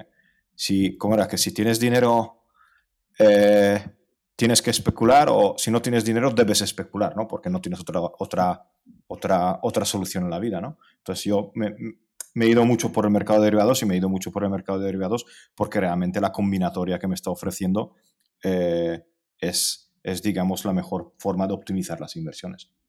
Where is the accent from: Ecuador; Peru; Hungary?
Hungary; now in Spain; no llegué en patera porque vengo de Hungría y en Hungría no se puede llegar a España en patera.